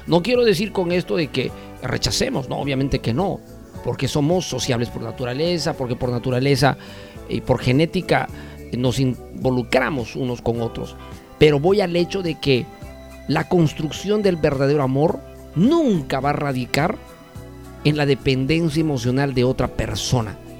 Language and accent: Spanish; Cusco, Peru; now in Lima, Peru; mi tierra querida y adorada de Cusco, Perú.